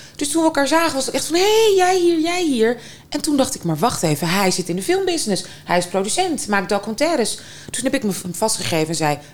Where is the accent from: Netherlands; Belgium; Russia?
Russia; Moscow; moved away; Moskou. Eh, of nou ja, buiten Moskou, maar anyway, Moskou ja. opgegroeid.